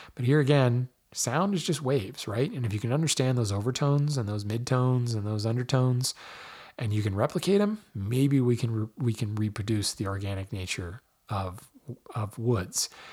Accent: Hawaii, United States; I was born in Hawaii

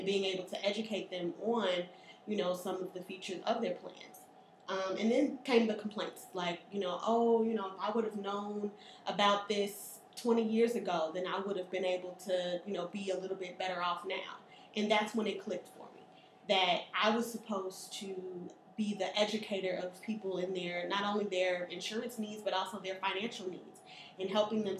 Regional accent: Chicago, Illinois, United States; I was born and raised here in Chicago

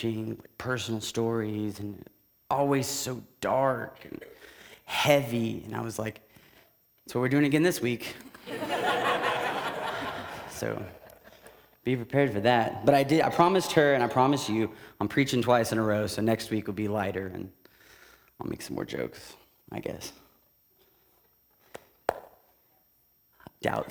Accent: Tulsa, Oklahoma, United States; also born or lived in Kansas City; I grew up in Tulsa my entire life

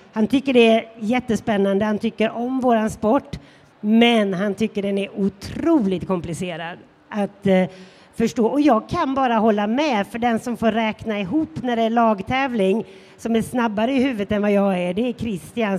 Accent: Sweden; som svensk

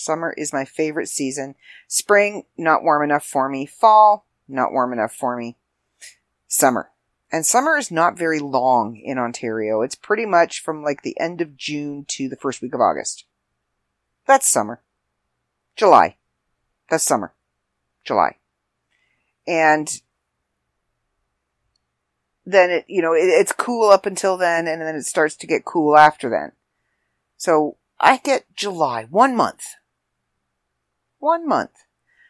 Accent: Ireland; freckles, and because I'm Irish, so I'm not exactly sure if I tan or if all my freckles kind of just merge into one big one.

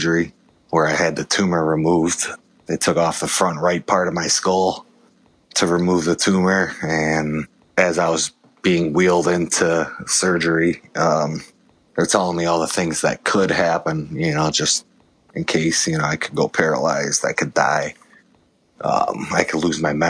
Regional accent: Chicago, Illinois, United States; moved away as an adult; also born or lived in Las Vegas; I was born in Chicago, Illinois

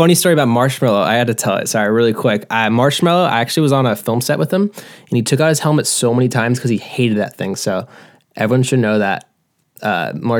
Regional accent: Lake Forest, California, United States; I'm from Lake Forest, California

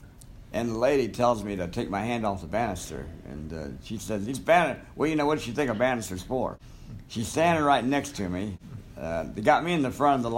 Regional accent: Marion, Ohio, United States; I was born in 1938 in Marion, Ohio. And at 6 months, I was abandoned overnight on the doorsteps of the Marion County Children's Home

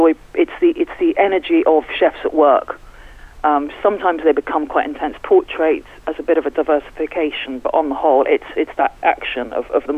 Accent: London, United Kingdom; moved away as an adult; now in Newlyn, United Kingdom; Actually, I'm from London. I moved to Cornwall about 15 years ago

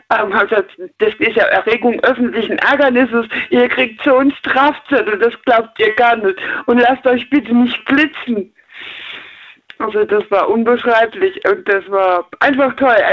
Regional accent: near Frankfurt, Hesse, Germany; Hessen. Äh, Kassel die oder eher Ecke, die, die hessische Ecke, eher Frankfurt.

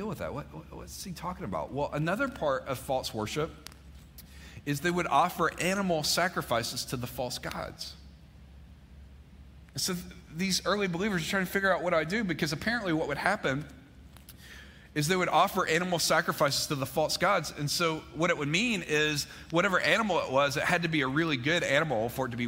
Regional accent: Mississippi, United States; now in Georgia, United States; I grew up in Mississippi, but I didn't spend much time in Starkville.

